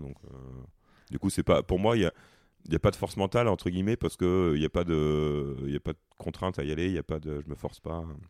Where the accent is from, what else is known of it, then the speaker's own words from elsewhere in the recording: Provence-Alpes-Côte d'Azur, France; moved away; je suis originaire de la Côte d'Azur, donc euh, c'est un peu la maison